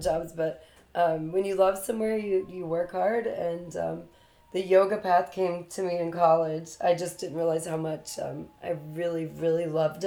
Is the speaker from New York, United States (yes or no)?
no; Durham, North Carolina, United States; moved away as an adult; also born or lived in Raleigh, North Carolina / Florida; now in Miami, United States; From North Carolina, Durham specifically. I was born in Durham, which is where Duke's